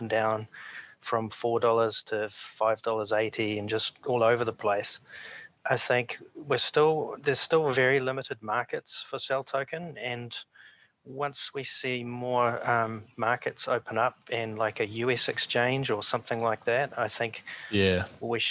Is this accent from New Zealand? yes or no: yes; New Zealand; I'm from New Zealand